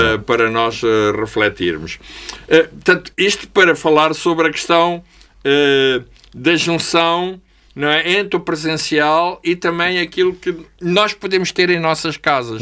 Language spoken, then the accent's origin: Portuguese; Angola; eu sou angolano